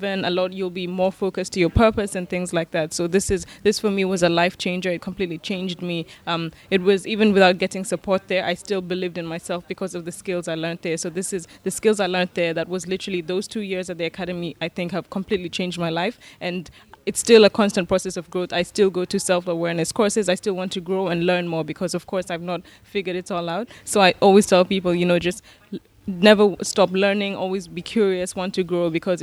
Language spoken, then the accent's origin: English; Nairobi, Kenya; I'm born and raised in Nairobi, Kenya